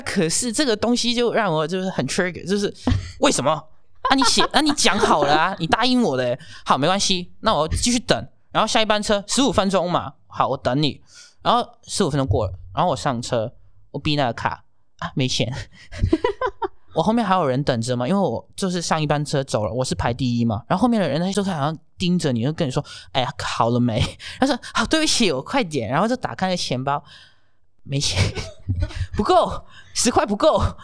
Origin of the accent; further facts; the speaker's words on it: Hong Kong; moved away as an adult; now in Taiwan; 可是我是香港人，然后在我很小的时候有经历过SARS